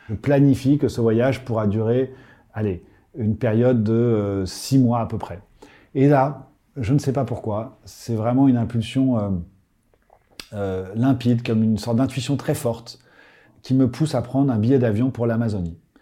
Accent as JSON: {"language": "French", "town": "Paris", "region": "Île-de-France", "country": "France", "tie": "born or raised there", "said": "J'ai grandi à Paris"}